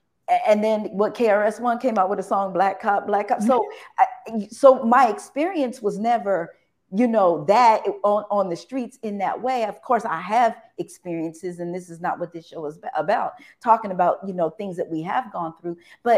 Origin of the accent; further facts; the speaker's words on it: Texas, United States; you're Northern and I'm Southern, you know, I'm a Texan and you know, the West Coast